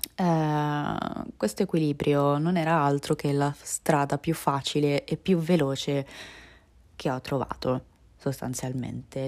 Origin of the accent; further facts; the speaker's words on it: Italy; also born or lived in Russia; a livello di italianità ho la lingua banalmente, la cultura, le tradizioni, e la cittadinanza